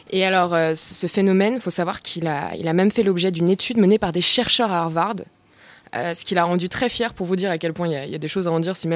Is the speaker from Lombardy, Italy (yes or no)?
yes; Cremona, Lombardy, Italy; born there; Je suis née à Crémone, une ville italienne que vous ne connaissez sûrement pas